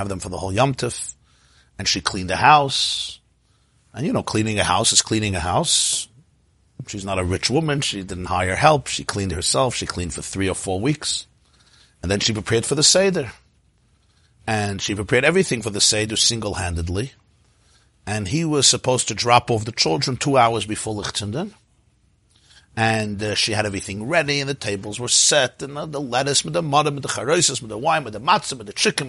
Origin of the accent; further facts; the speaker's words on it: New York City, New York, United States; I grew up in the Crown Heights section of Brooklyn